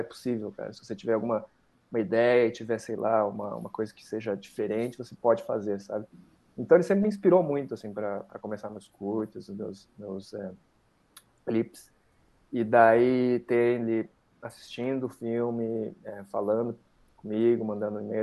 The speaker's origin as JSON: {"language": "Portuguese", "country": "Brazil"}